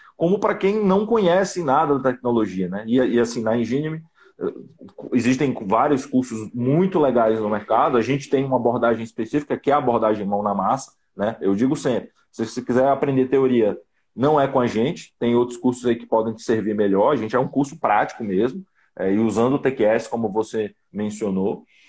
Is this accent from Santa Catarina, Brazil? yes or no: no; Fortaleza, Ceará, Brazil; eu sou originário de Fortaleza